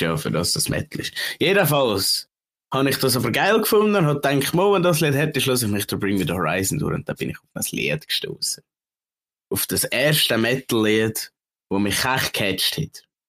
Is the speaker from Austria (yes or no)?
no; Switzerland; Ich als Schweizer